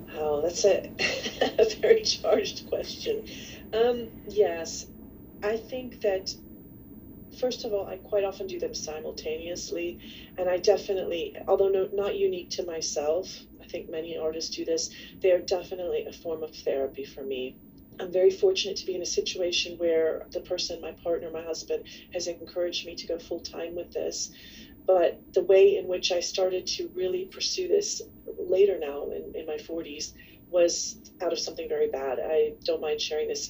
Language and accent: English; Kentucky, United States; I was going to school in Kentucky back in, you know, the 70s and 80s, there weren't a lot of other people like me around